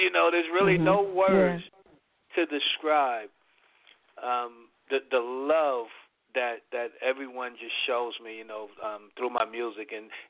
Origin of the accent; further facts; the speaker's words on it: Fort Hood, Texas, United States; I grew up out in Texas, Fort Hood, Texas.